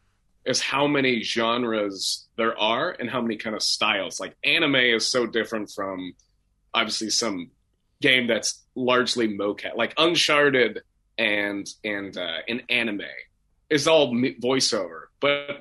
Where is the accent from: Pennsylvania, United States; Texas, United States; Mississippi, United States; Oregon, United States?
Oregon, United States; Portland; moved away as an adult; also born or lived in Seattle, Washington; now in Los Angeles, United States; I moved back down to Portland, which is my hometown, in Oregon.